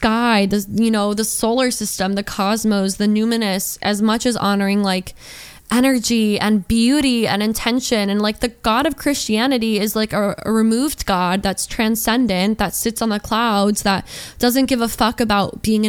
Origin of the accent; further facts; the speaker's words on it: Georgia, United States; I grew up in Georgia